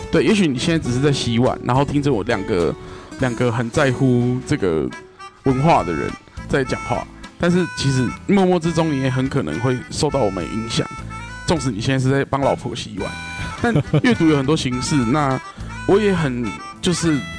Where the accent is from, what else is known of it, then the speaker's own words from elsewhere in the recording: Kaohsiung, Taiwan; 为一个高雄人